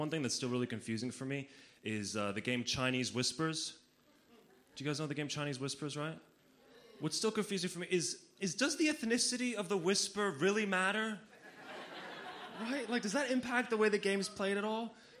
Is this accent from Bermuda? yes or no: no; Slovenia; But I grew up in Slovenia as a child of an only parent, which is kind of interesting.